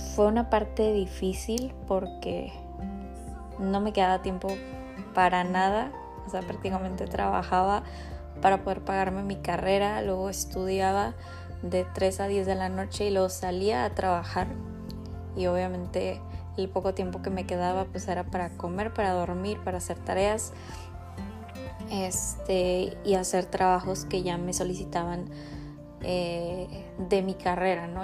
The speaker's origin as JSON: {"language": "Spanish", "town": "Rosarito", "region": "Baja California", "country": "Mexico", "said": "soy de Rosarito, Baja California"}